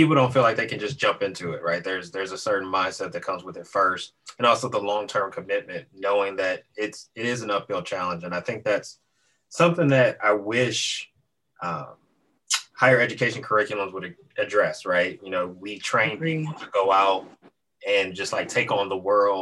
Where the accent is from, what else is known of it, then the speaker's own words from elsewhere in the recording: Detroit, Michigan, United States; as a Detroiter